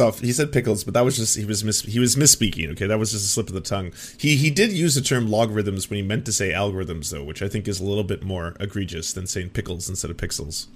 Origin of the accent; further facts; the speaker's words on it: Canada; I'm just a Canadian all up here in the north. We do things different up in this part of the world